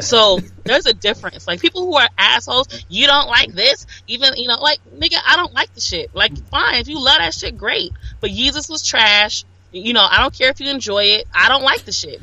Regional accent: Los Angeles, California, United States; I grew up around gangs. I'm from South Central LA.

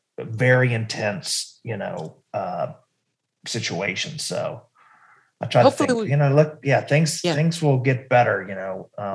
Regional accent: North Carolina, United States; moved away as an adult; also born or lived in Richmond, Virginia; I grew up in North Carolina and then after college, I moved to Richmond

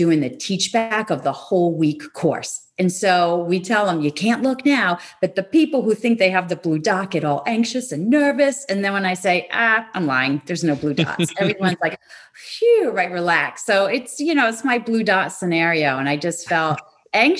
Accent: Rhode Island, United States; I was living in Rhode Island at the time, my hometown or my home state

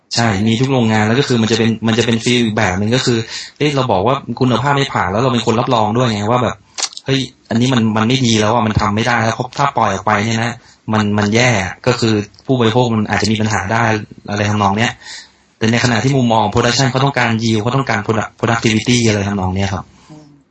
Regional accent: Saraburi, Thailand; moved away as an adult; also born or lived in Bangkok / Nakhon Ratchasima; ผมเป็นคนสระบุรี

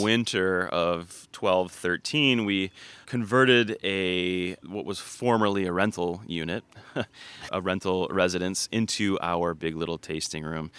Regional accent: Ann Arbor, Michigan, United States; We grew up in Ann Arbor and always visited northern Michigan

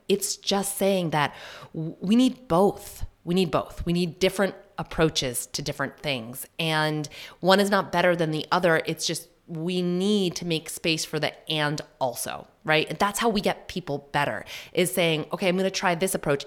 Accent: New Hampshire, United States; also born or lived in Massachusetts; I'm from Mass in New Hampshire. I say that just because my, um, mom's side and my dad's side, both from Massachusetts, That's where I was born. We didn't move to New Hampshire until I was, mm, maybe in second grade

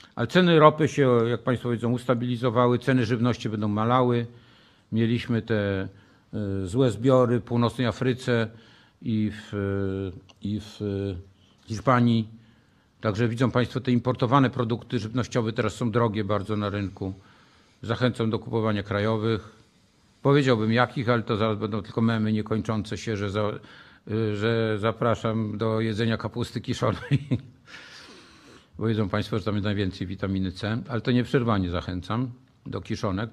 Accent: Poland; się wychowałem w PRL-u, długo żyłem w PRL-u

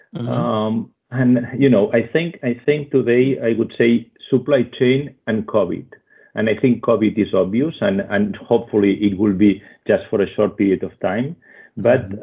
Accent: Switzerland; accent: Spanish; English is a second language; also born or lived in Spain; I was born in Spain and uh, grown in uh, in Switzerland

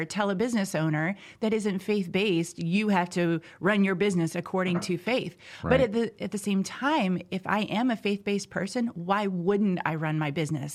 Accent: Indiana, United States; So I'm originally from Southern Indiana. I'm a farm girl, grew up in the country.

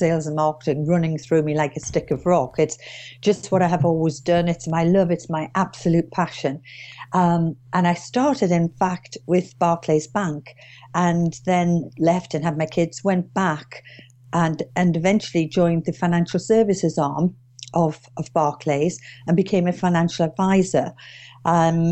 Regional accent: Durham, North East England, United Kingdom; moved away as an adult; now in Witney, United Kingdom; But as you can hear from my accent, I'm not from Oxfordshire originally. I'm actually from Durham. But I've been down here about 29 years now

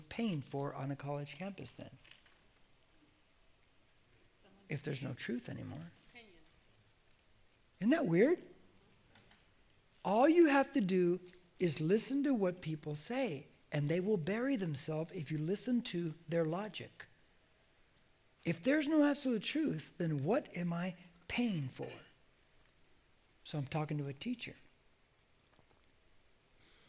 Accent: United States; I'm an American

